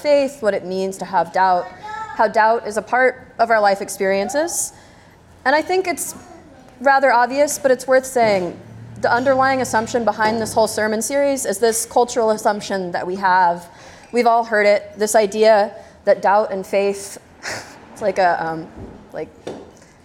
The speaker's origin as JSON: {"language": "English", "region": "Texas", "country": "United States", "said": "I'm from Texas"}